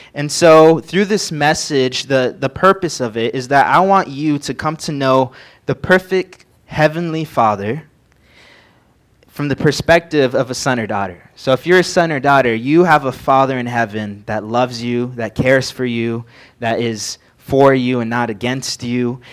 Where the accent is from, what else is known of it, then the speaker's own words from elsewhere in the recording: San Bernardino, California, United States; moved away as an adult; now in Montana, United States; I came from San Bernardino, which is a small town in California